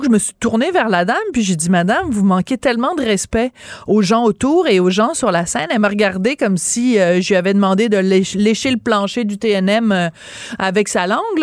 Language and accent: French; Quebec, Canada; Quand nous, on le dit au Québec